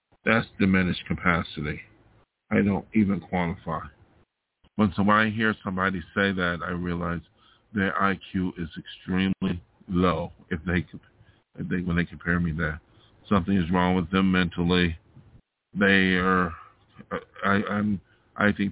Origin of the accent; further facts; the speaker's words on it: New York, United States; moved away as an adult; now in Los Angeles, United States; I came out here from my hometown of New York State to be an artist